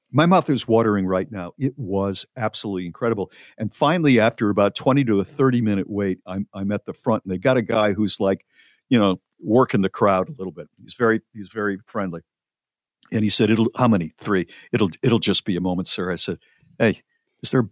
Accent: New Haven, Connecticut, United States; moved away; also born or lived in Charlotte, North Carolina; I am from New Haven, Connecticut originally

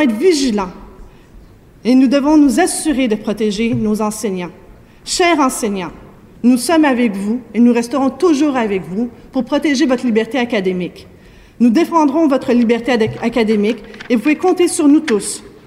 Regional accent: Quebec, Canada; ici, chez nous, au Québec

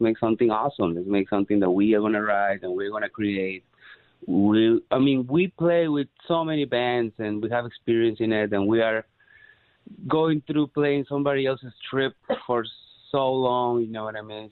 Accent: Peru; moved away as an adult; now in Los Angeles, United States; I'm originally from Peru.

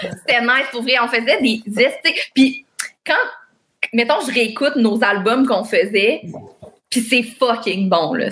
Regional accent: Longueuil, Quebec, Canada; also born or lived in Greenfield Park; j'ai grandi à Longueuil, sur la rive sud

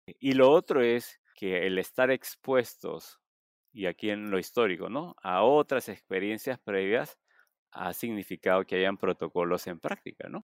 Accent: Chimbote, Ancash, Peru; yo soy de Chimbote. Este, yo vivía a pocas cuadras del puerto

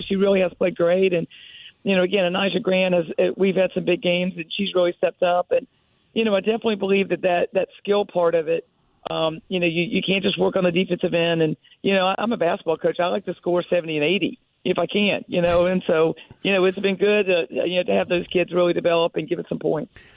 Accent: Greensboro, North Carolina, United States; Greensboro, oh. my hometown

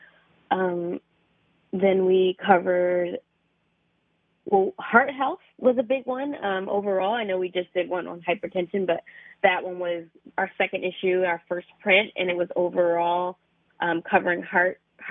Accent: Philadelphia, Pennsylvania, United States; I'm actually from Philadelphia.

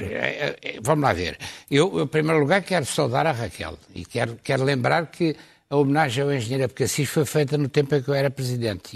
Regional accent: Lisbon, Portugal; sou do Campo Grande

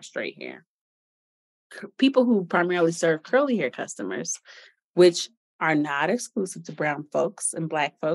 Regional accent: Chicago, Illinois, United States; I'm from Chicago

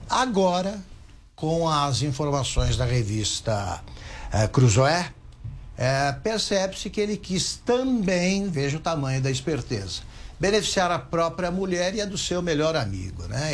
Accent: Taquaritinga, São Paulo, Brazil; numa cidade como Taquaritinga, onde eu nasci

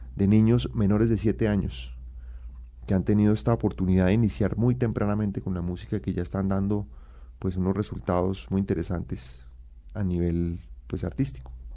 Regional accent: Colombia

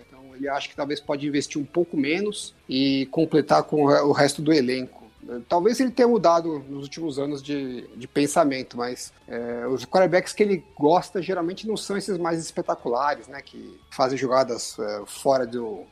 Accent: São Paulo, Brazil; eu sou de São Paulo

